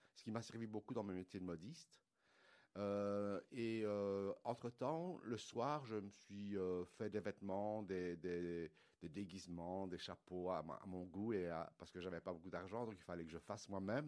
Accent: Liège, Wallonia, Belgium; je suis de Liège. En fait, mon père est arrivé en Belgique pour travailler dans les mines à Liège dans les années 50. Euh, et, voilà, je suis né en Belgique

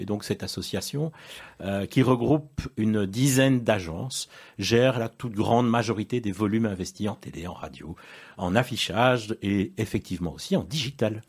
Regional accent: Brussels, Brussels-Capital Region, Belgium; je suis né, à mon avis, à moins de 1200 mètres d'ici, puisque je suis né euh, place Bruckmann

